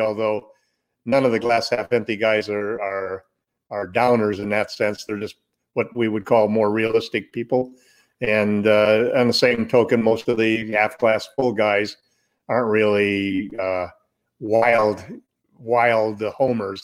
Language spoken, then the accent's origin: English; Southern California, United States; growing up in Southern California, listening to every Laker game